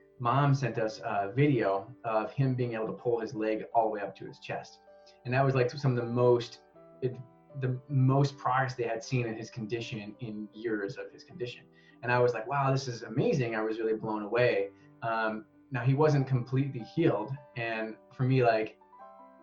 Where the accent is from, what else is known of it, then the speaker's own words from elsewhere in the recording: West Michigan, United States; moved away as an adult; now in Japan; We're from West Michigan